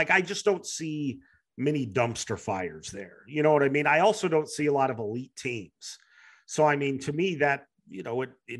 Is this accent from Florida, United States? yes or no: no; Springfield, Missouri, United States; I grew up in Springfield, Missouri.